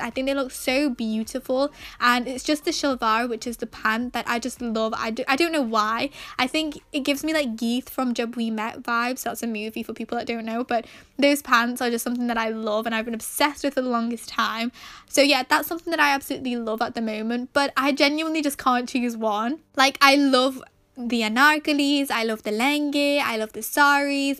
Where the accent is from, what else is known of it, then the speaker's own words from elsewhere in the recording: Manchester, North West England, United Kingdom; I was born and raised in England, however, both of my parents are Pakistani